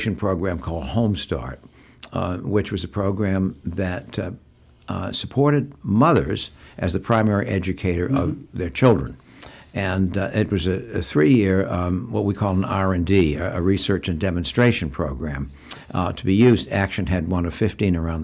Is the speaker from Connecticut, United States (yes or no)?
no; Gloucester, Massachusetts, United States; I grew up here